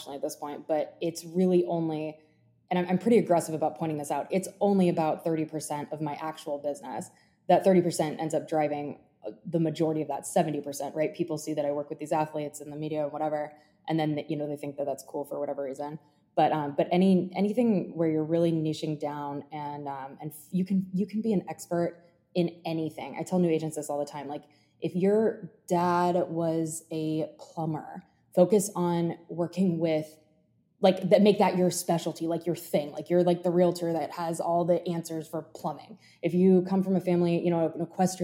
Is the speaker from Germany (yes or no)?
yes; Germany; now in Jupiter, United States; I grew up in Germany. And I thought I was going to like utilize the fact that I speak German